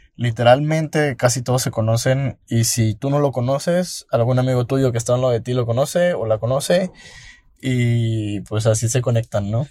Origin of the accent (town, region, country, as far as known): Mexico